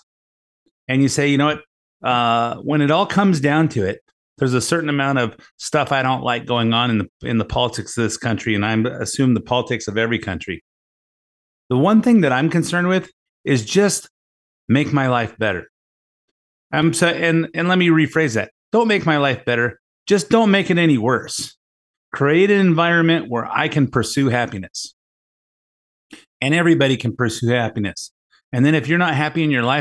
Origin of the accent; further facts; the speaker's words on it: United States; being an American, who pays a lot of taxes and has worked hard for a good life